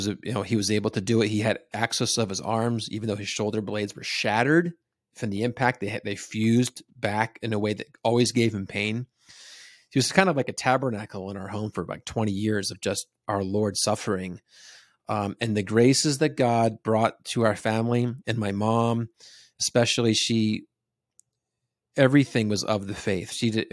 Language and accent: English; New Jersey, United States; I grew up in New Jersey, so the east coast of the United okay. States.